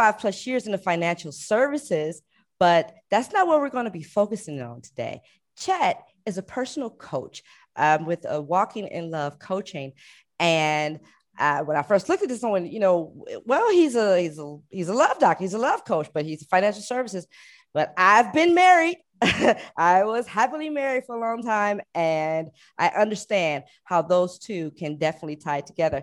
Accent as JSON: {"language": "English", "town": "Cleveland", "region": "Ohio", "country": "United States", "moved": "yes", "lives_now": "Hawaii, United States", "said": "I'm from Cleveland."}